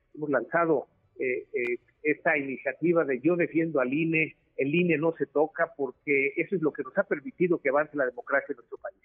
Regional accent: Mexico; como mexicanos

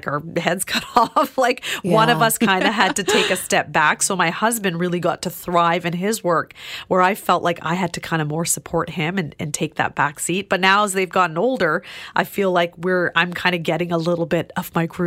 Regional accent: Vancouver, British Columbia, Canada; I grew up in Vancouver

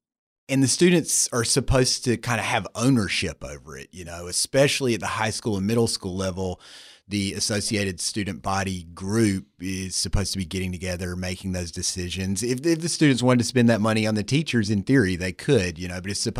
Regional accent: North Carolina, United States; I assure you that I'm not. I'm actually from the American South, North Carolina, to be specific. And I spent some years reporting there before I went to grad school.

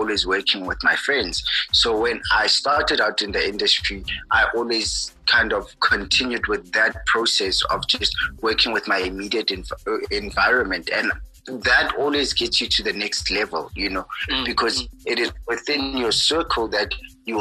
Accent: Kimberley, Northern Cape, South Africa; I grew up in Kimberley

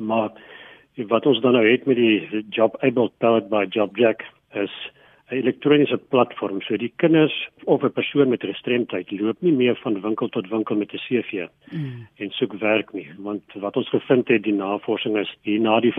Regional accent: Nelspruit, Mpumalanga, South Africa; So ek kom aanvanklik van Nelspruit af, daar in Mpumalanga.

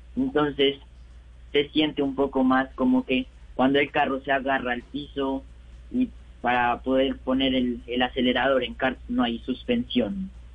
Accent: Bogotá, Colombia; nací en Bogotá y vivo en Bogotá con, con mi papá y mi mamá y mi hermana

